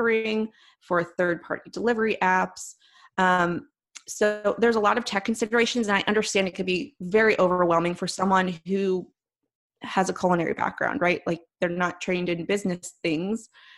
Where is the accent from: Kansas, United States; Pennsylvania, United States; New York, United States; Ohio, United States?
Pennsylvania, United States; Philadelphia; accent: East Coast; moved away; also born or lived in Chicago; I'm from Philadelphia originally